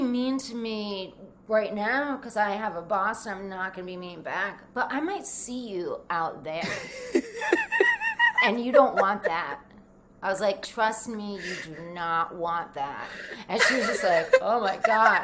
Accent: Rhode Island, United States; also born or lived in New Jersey; I grew up in Rhode Island, Rhode Island

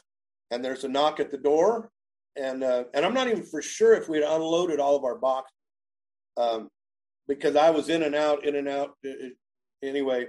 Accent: Enid, Oklahoma, United States; moved away as an adult; also born or lived in Kansas; now in Starke, Florida, United States; we were born and raised in Enid, Oklahoma

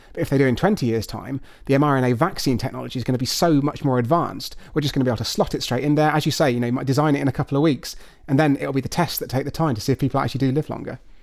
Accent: United Kingdom; I'm afraid I'm thoroughly British through and through

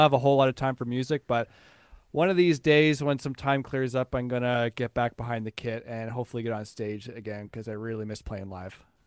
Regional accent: Newfoundland and Labrador, Canada; I grew up in Newfoundland

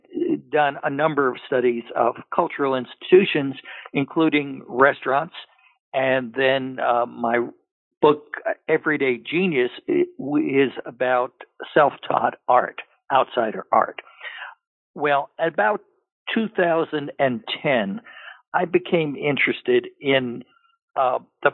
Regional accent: New York City, New York, United States; moved away; also born or lived in Pennsylvania / Massachusetts / Minnesota / Georgia; I was born in New York City and in Manhattan

